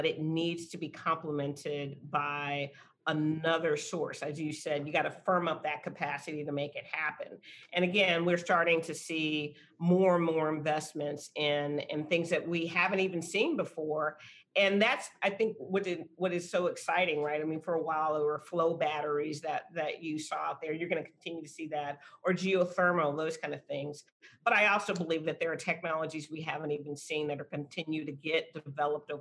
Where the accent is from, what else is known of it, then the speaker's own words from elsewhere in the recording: San Antonio, Texas, United States; I'm from San Antonio and born and raised here